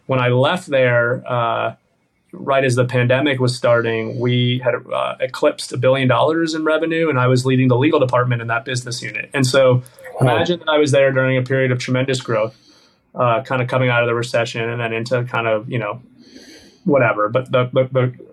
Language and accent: English; Miami, Florida, United States; I grew up in the South Florida area